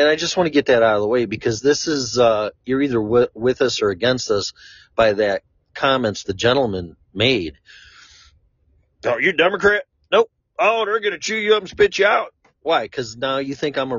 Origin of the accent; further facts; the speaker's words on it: Chicago, Illinois, United States; also born or lived in Florida; now in Colorado, United States; I'm from Chicago